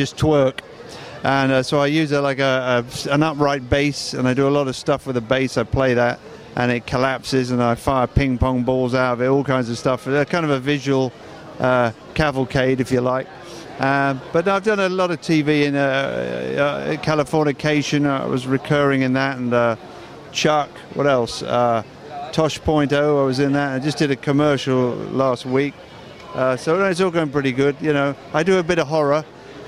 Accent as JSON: {"language": "English", "region": "England", "country": "United Kingdom", "moved": "as an adult", "lives_now": "United States", "said": "I'm English. You can probably tell by the funny accent."}